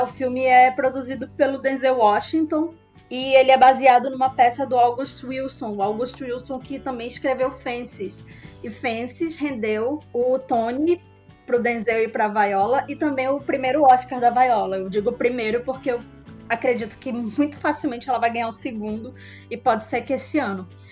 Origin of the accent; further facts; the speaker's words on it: Manaus, Amazonas, Brazil; sou daqui de Manaus